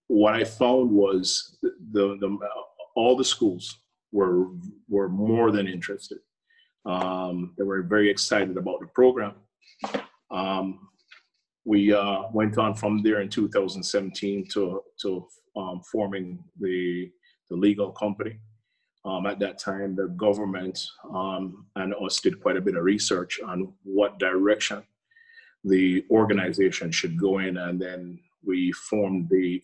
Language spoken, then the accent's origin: English; Florida, United States; also born or lived in Mandeville, Jamaica; Well, I was born here in Jamaica in Mandeville, a small town in called Mandeville in the middle of the island. My parents moved us to Florida in 1977.